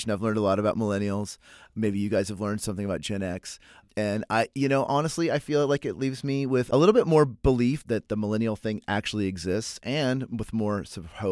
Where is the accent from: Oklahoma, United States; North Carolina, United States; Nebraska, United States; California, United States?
Oklahoma, United States; also born or lived in Texas; So I was born in Texas and raised in Oklahoma, so y'all comes naturally to me. I grew up yallin' and fixin' to and hollering at people